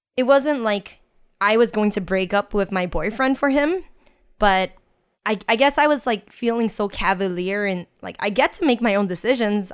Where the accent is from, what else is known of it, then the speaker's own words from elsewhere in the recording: United States; I grew up in Chinatown and I was born and raised there